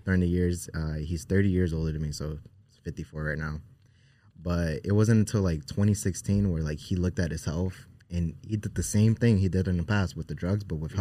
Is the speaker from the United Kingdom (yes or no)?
no; Newark, New Jersey, United States; we grew up in Newark, New Jersey